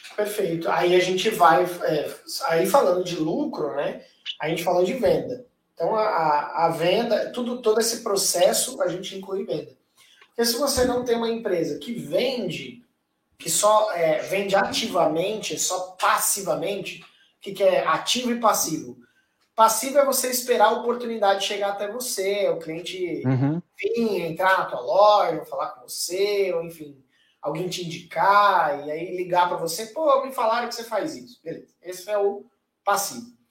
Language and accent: Portuguese; Brazil; nós como brasileiros